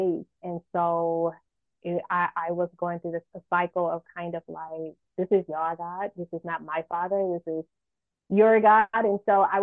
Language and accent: English; Michigan, United States; now in California, United States; I'm from Michigan